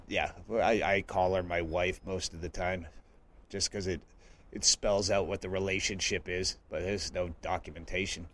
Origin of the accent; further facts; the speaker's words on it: Massachusetts, United States; moved away as an adult; also born or lived in western US; now in Bisbee, United States; I grew up in Massachusetts, but I left as soon as I, I was able